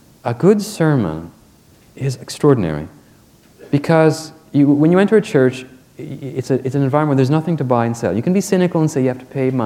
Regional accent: Quebec, Canada; I'm from Quebec, which is the most secular society in Canada

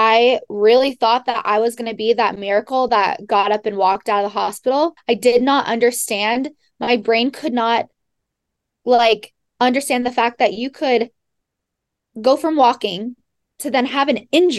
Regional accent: Monterey, California, United States; I was born and raised in Monterey, California, and graduated from Pacific Grove High School

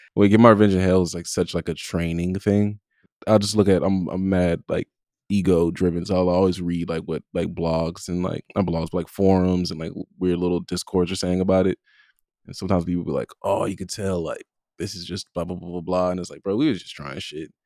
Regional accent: Compton, California, United States; I'm from Compton

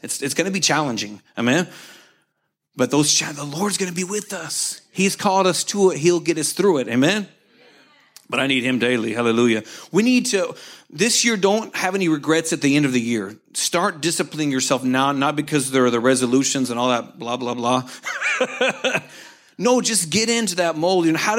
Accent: Oklahoma, United States; It's like I grew up with here in Oklahoma, you know, the nice brown lakes.

